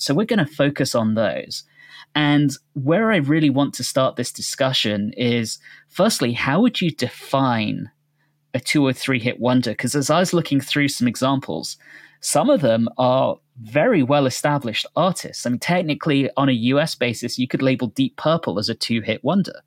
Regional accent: United Kingdom; now in United States; growing up in the U K

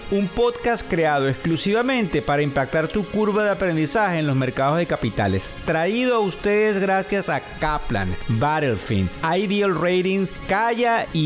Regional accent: Venezuela; Eh, bueno, estamos muy contentos de que muchos somos venezolanos y eso es bien importante

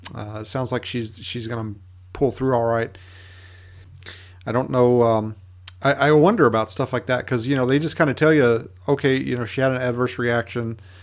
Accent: United States; one of the local E M Ts here in my hometown

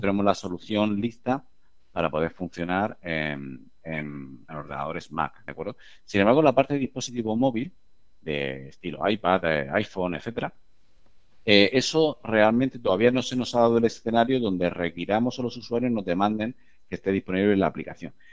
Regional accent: Murcia, Region of Murcia, Spain; los fundadores, eh, yo entre ellos, somos de Murcia

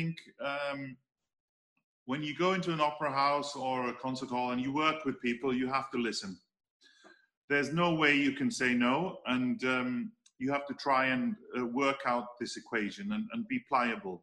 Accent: Wales, United Kingdom; I come from Wales. I live in Wales. I speak the language. You know, my parents live in North Wales. We live in South Wales.

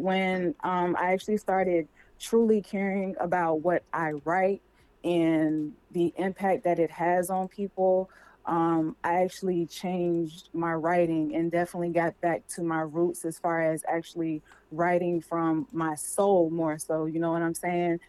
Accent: Jacksonville, Florida, United States; I'm straight out the 904.

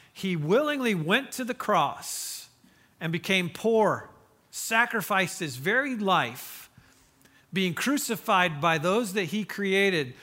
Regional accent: Mishawaka, Indiana, United States; moved away; I grew up in Mishawaka, Indiana

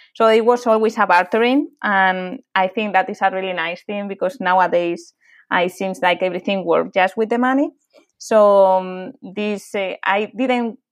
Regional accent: Madrid, Community of Madrid, Spain; English is a second language; moved away as an adult; I'm from Madrid, from from Spain, and I lived there for half of my life

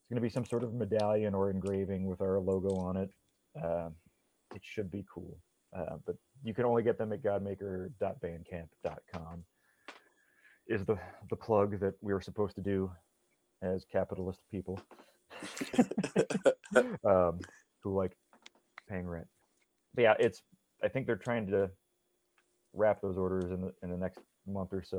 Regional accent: Midwest, United States; moved away as an adult; now in New York, United States; I'm from the Midwest.

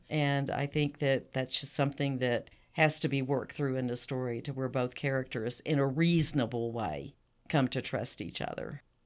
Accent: South Texas, United States; I'm from Texas, South Texas

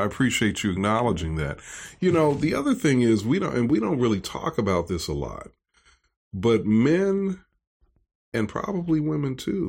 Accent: Chicago, Illinois, United States; I watched him there in Chicago growing up in the Black community there, in our church community there.

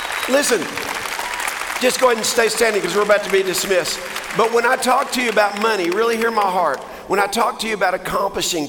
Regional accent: Texas, United States; I'm a Texan

